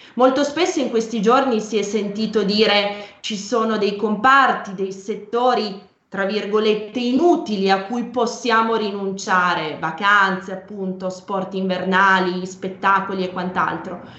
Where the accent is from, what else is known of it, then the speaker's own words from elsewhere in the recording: Piedmont, Italy; Io sono piemontese